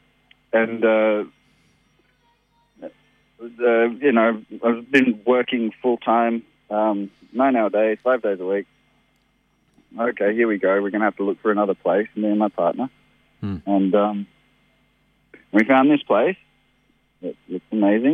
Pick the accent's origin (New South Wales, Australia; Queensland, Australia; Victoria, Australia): New South Wales, Australia; Sydney; moved away as an adult; also born or lived in Nimbin; now in Lismore, Australia; I grew up in Sydney, actually, in Newtown